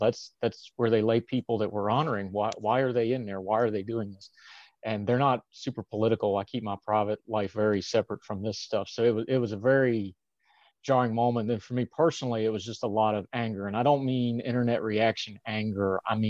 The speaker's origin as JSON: {"language": "English", "region": "West Virginia", "country": "United States", "also_born_or_lived": "Europe", "accent": "West Virginia", "said": "My accent has changed a bit, but that's the accent. It's West Virginia. If I go home for 2 days and go to Walmart two or three times, we're back to hollers and hills and yonders"}